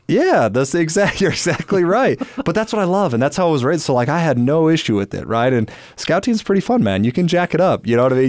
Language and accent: English; Orem, Utah, United States; I grew up here in Orem, Utah